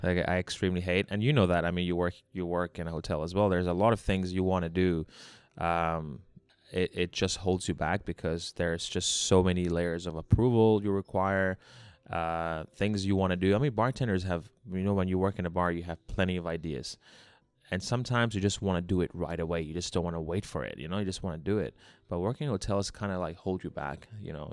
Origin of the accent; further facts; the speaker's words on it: Hong Kong; also born or lived in Australia; I was born in Hong Kong. I grew up in Hong Kong